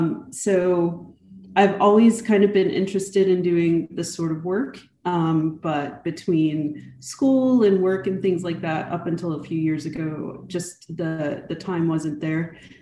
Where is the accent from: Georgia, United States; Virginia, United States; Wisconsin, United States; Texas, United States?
Texas, United States; also born or lived in Germany / North Carolina; I'm from all over. I'm an Army brat. And of course, we raised our children as Air Force brats. I think I still, to this day, claim Texas as home. Although, you know, I really was raised mostly between Germany, North Carolina, and New